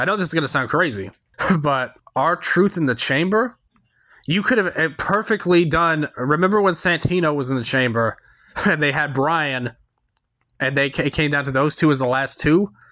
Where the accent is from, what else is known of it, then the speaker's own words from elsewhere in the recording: Memphis, Tennessee, United States; I'm from Memphis, so I'm in the Central Time Zone